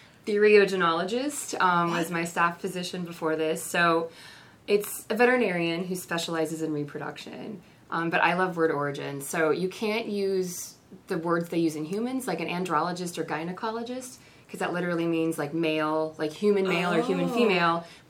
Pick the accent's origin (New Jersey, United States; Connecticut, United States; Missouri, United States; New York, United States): Missouri, United States; Kansas City; moved away; I'm from Kansas City